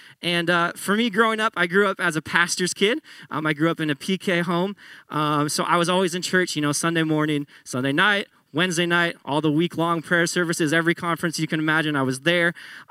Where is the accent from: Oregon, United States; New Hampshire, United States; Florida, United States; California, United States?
Oregon, United States; Tualatin; also born or lived in Grants Pass / Salem; I went to high school in Tualatin, which is just south of Portland. I was born in Grants Pass. We lived in Salem for a while